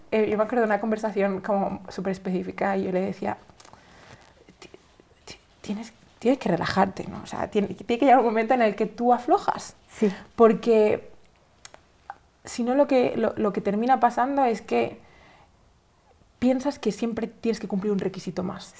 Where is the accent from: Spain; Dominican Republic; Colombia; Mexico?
Spain; yo soy española, ¿no? Eh, de, de, de, España es un país tradicionalmente católico